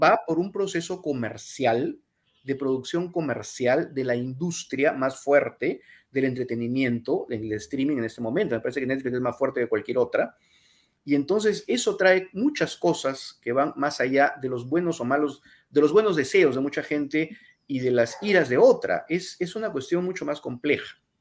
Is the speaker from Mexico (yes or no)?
no; Peru